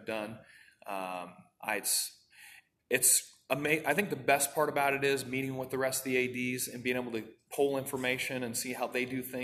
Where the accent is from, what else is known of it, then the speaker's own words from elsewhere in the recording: Oskaloosa, Iowa, United States; I'm from Oskaloosa originally